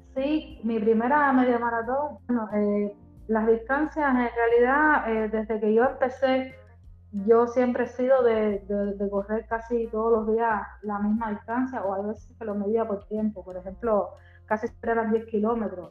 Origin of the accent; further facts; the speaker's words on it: Havana, Cuba; vivo en La Habana, nací en La Habana.